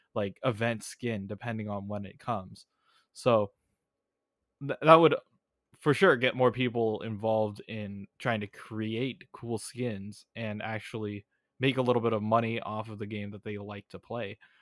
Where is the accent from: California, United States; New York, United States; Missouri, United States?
California, United States; Bay Area; I grew up in the Bay Area.